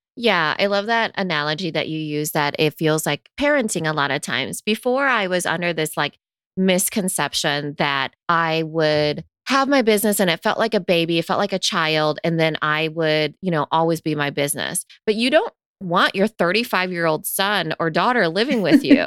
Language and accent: English; United States; growing up in America